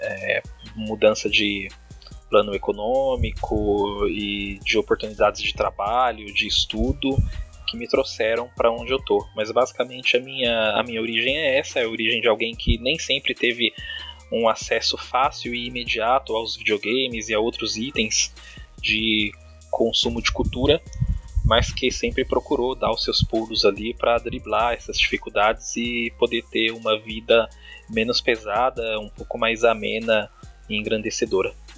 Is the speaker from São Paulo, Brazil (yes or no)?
yes; Diadema, São Paulo, Brazil; Eu nasci em São Paulo, mas muito cedo eu vim para a periferia de Diadema, aqui no ABC Paulista